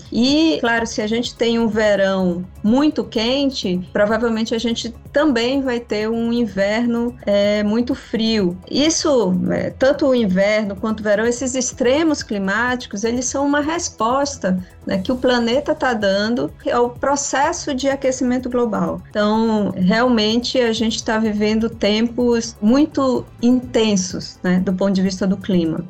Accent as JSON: {"language": "Portuguese", "town": "Belém", "region": "Pará", "country": "Brazil", "tie": "born or raised there", "said": "eu sou amazônida, né, nasci em Belém."}